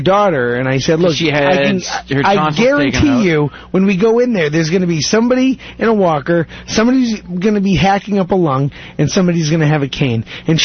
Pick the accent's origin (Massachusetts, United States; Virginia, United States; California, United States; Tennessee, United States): Massachusetts, United States; Methuen; also born or lived in Epping, New Hampshire; I'm from Methuen